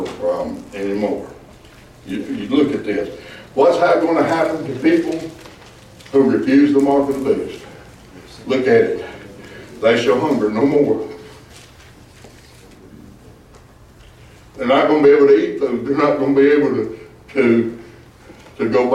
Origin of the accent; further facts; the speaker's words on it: Ravana, Arkansas, United States; I come from Ravana, Arkansas